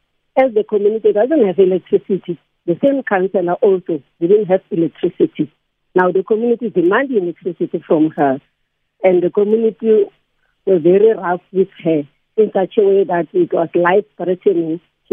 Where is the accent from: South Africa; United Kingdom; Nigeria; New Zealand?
South Africa; Soweto, Gauteng; Okay, I'm from Ward 29, that is Deepkill Zone 3, North Reserve, 21, Pennyville Phase 3 in Orlando.